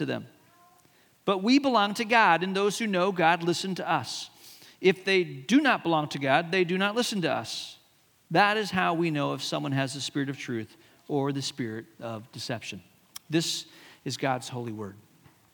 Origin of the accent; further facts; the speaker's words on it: Hong Kong; When I was a kid growing up in Hong Kong